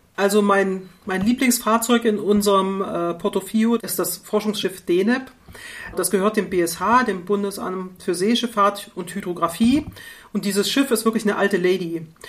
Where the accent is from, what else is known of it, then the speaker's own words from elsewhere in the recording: East Germany, Germany; Ich komme ja aus der DDR